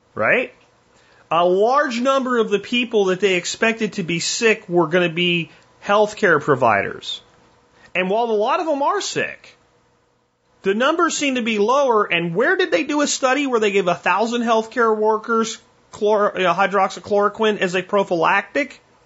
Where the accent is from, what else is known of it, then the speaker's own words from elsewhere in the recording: Jacksonville, Florida, United States; I grew up in Jacksonville, Florida